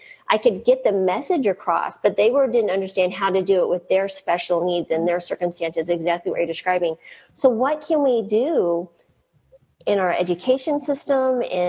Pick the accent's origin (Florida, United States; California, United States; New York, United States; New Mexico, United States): New Mexico, United States; eastern; moved away; also born or lived in Colorado; I grew up in New Mexico in a very poor area of eastern New Mexico.